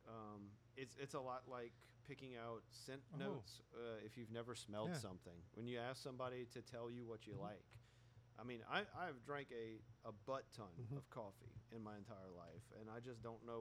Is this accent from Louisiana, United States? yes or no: yes; Louisiana, United States; we're from Louisiana, and we have snowballs here